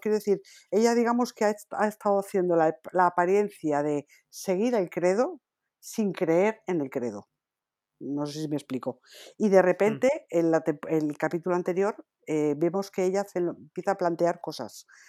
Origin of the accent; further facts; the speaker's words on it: Asturias, Spain; Yo soy asturiana